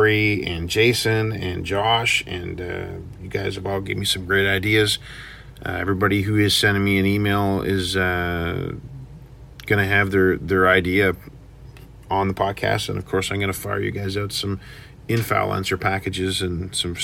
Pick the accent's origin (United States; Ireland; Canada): Canada; we're from Canada